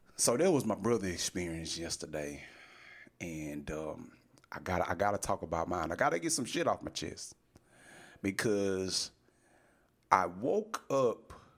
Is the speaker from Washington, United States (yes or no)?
no; Texas, United States; I'm a fucking U.S. citizen born and raised in Texas.